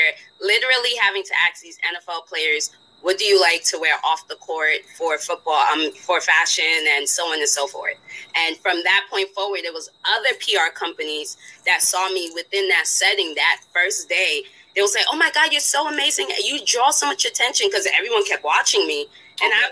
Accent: Spring Valley, New York, United States; moved away as an adult; also born or lived in West Coast; Rockland County, Spring Valley, New York

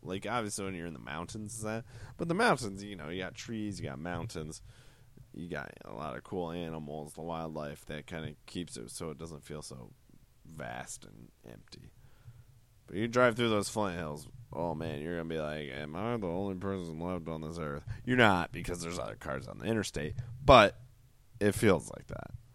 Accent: Iowa, United States; I grew up in Iowa.

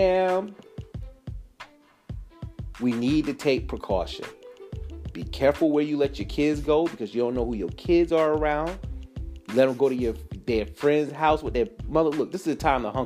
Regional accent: United States

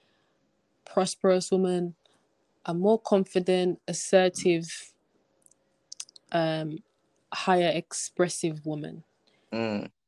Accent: Jamaica; moved away; As a Jamaican myself, coming from Jamaica

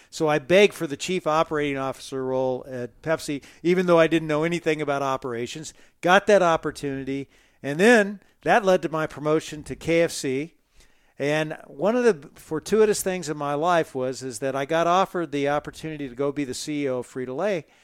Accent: Midwest, United States; also born or lived in Dodge City; I grew up in the Midwest and all these little small towns. I'm probably the only guy you know who lived in Dodge City, Kansas twice, but you know I did.

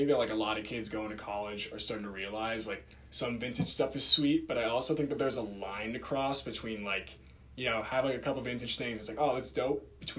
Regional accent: Darien, Connecticut, United States; growing up in Darien

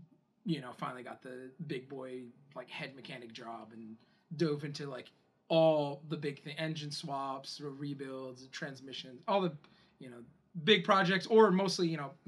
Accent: Philadelphia, Pennsylvania, United States; I'm from Philadelphia

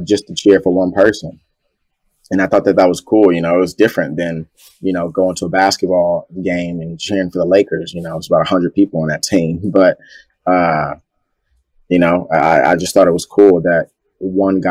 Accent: New Carrollton, Maryland, United States; also born or lived in Washington, D.C.; I went back and forth from New Carrollton, Maryland to Southeast Washington, D.C.

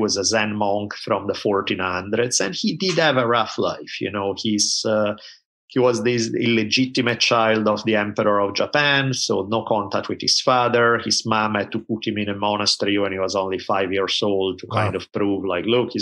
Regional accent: Italy; So I grew up in Italy at a time when there were maybe two TV channels

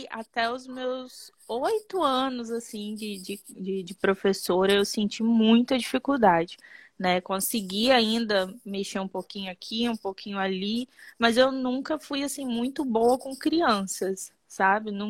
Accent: Muqui, Espírito Santo, Brazil; Eu sou de Muqui, no Espírito Santo, uma cidade

